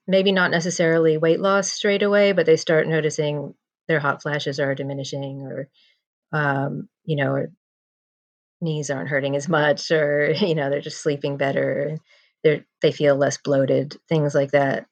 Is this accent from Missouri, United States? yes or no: no; New Jersey, United States; moved away as an adult; now in London, United Kingdom; I am originally from New Jersey and I moved to London to be with my husband about 21 years ago